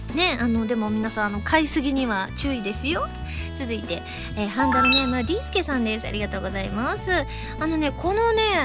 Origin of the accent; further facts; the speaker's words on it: Osaka, Japan; 私ね関西人ですからね大阪人